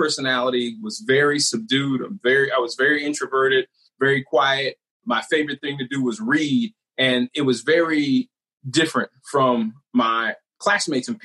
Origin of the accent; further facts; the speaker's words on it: Canton, Ohio, United States; I grew up in Canton, Ohio